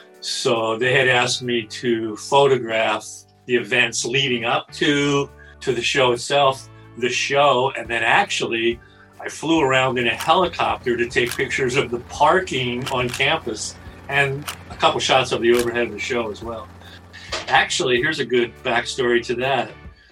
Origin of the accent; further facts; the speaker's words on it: Santa Barbara, California, United States; I'm from Santa Barbara, California. And my first Grateful Dead show was right here in Santa Barbara in 1974.